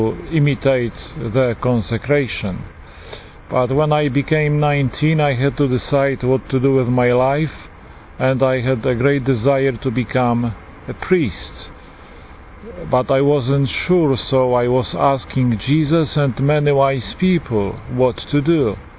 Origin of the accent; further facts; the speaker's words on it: Poland; accent: Polish; English is a second language; moved away; As you can hear from my accent, I am Polish, a Polish priest